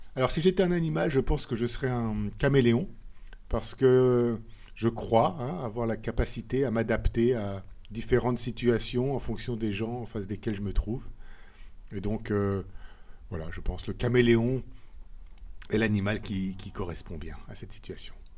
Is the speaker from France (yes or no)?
yes; France; moved away as an adult; also born or lived in Japan / Scotland / England; now in Brussels, Belgium; je suis français, mais j'habite en Belgique, à Bruxelles.